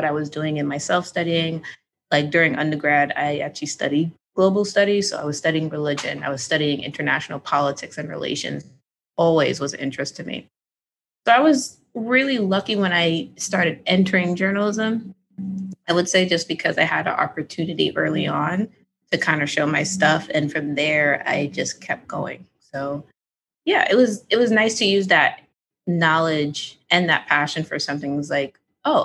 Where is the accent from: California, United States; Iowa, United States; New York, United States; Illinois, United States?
New York, United States; moved away as an adult; also born or lived in Connecticut; Growing up in New York, I was always exposed to other cultures